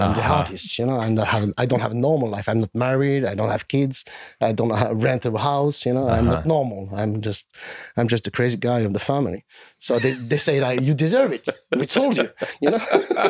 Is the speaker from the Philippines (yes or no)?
no; France; So in Europe, I'm accepted by like 1% of the community. And it's even worse in my home country.